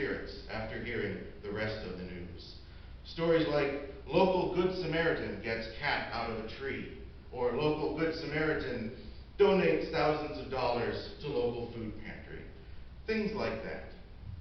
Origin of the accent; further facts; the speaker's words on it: Decatur, Illinois, United States; I am from Decatur, Illinois. That's my hometown